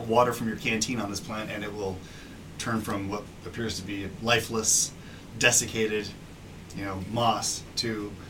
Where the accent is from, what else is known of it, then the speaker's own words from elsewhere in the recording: Tempe, Arizona, United States; moved away as an adult; also born or lived in Los Angeles; I grew up in Tempe.